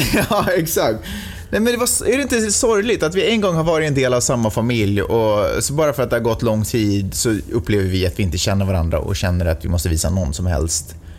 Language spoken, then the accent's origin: Swedish; Stockholm, Stockholm County, Sweden; now in Santa Monica, United States; jag är i och för sig född och uppvuxen i Stockholm